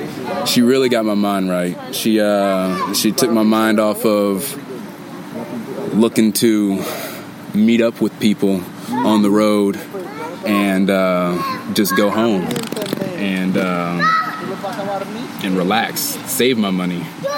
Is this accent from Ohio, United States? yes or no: yes; Dayton, Ohio, United States; I came from Dayton, Ohio.